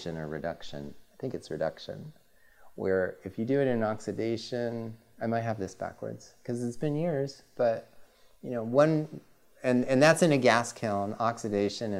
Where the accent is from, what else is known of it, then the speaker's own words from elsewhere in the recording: California, United States; I love living in California. I'm from California.